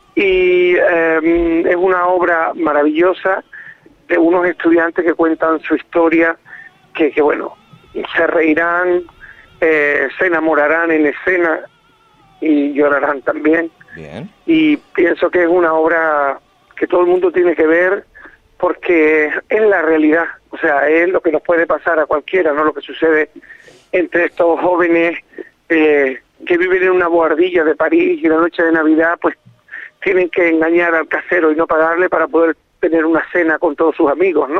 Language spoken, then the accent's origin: Spanish; Fuerteventura, Canary Islands, Spain; yo soy de Fuerteventura. Eh, mis padres nacieron los dos de Fuerteventura